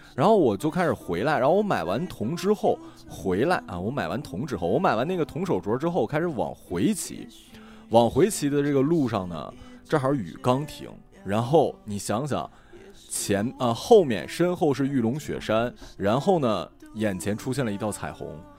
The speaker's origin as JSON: {"language": "Chinese", "region": "northern China", "country": "China", "said": "我就是一个北方人"}